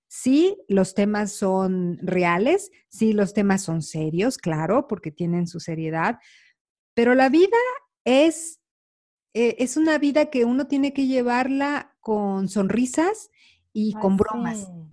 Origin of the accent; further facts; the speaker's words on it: Mexico; moved away; Carla y yo, bueno, somos mexicanas